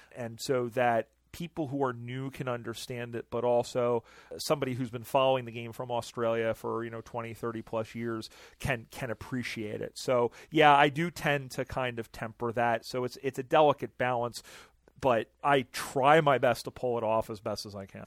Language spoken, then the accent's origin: English; United States; I'm American